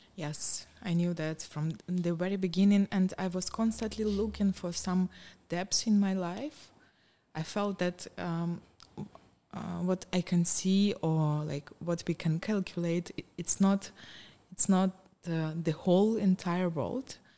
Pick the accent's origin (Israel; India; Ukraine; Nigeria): Ukraine; Donetsk Oblast; English is a second language; moved away as an adult; also born or lived in Kyiv, Ukraine; now in Cluj-Napoca, Romania; I was born and raised in the uh, Donetsk region, but I moved to Kiev uh, more than 20 years ago to, for my university, and I stayed there.